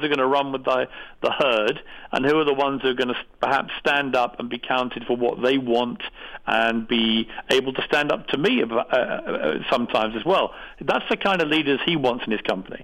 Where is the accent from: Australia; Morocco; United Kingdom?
United Kingdom; accent: British; now in United States; I'm, I'm a British guy